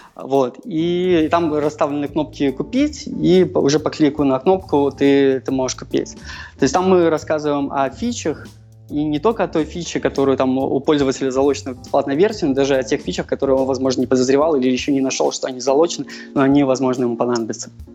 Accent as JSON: {"language": "Russian", "region": "Minsk", "country": "Belarus", "said": "Я сам из Минска"}